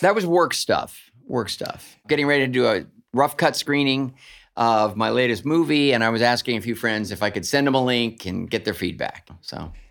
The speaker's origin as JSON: {"language": "English", "town": "Duncan", "region": "Oklahoma", "country": "United States", "tie": "born or raised there", "said": "I was born in Duncan, Oklahoma, which is my mom's hometown"}